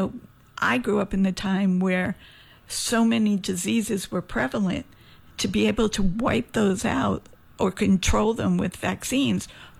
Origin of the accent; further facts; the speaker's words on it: Jersey City, New Jersey, United States; now in St. Croix, US Virgin Islands; I was maybe 5 years old, and, you know, growing up in Jersey City, big old Catholic school